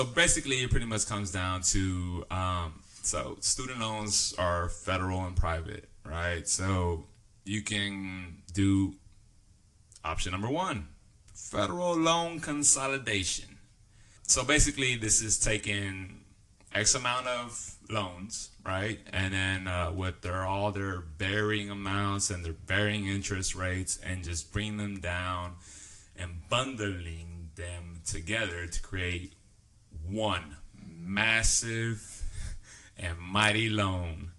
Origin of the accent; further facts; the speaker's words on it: the South, Texas, United States; also born or lived in the North (US); we do have our own dialect